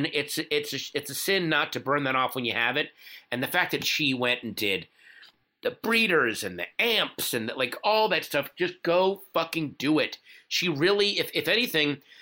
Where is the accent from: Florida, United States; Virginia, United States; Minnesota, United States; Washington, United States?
Virginia, United States; Northern; I grew up in Northern Virginia